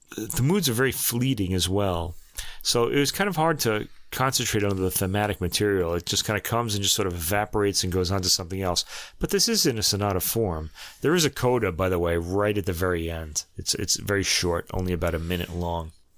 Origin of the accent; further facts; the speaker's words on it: New York, United States; accent: New York; my New York accent